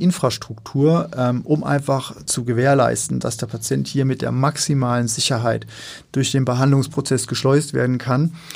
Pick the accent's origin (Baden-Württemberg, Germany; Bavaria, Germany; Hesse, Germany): Hesse, Germany; Darmstadt; moved away as an adult; also born or lived in Mainz / London / New Haven / Aachen; now in Hamburg, Germany; Ich bin gebürtig aus dem Rhein-Main-Gebiet, ja. also aus Darmstadt, also so in der Mitte von Deutschland.